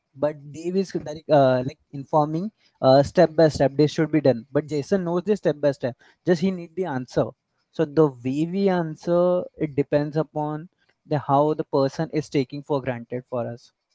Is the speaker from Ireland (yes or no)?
no; India; I'm an Indian.